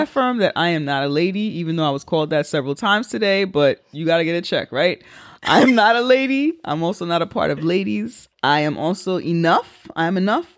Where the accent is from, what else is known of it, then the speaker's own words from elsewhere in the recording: New York City, New York, United States; two diasporitic black people from the Bronx, where I'm from